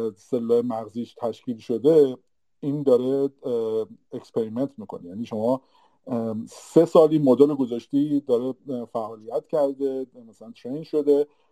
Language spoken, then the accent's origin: Persian; Iran; moved away as an adult; now in Canada; ماهایی که از ایران مهاجرت کردیم